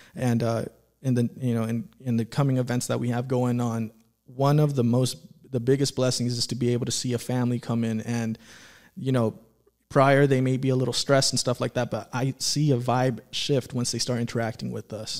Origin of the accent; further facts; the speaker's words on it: Antelope Valley, California, United States; growing up in the Antelope Valley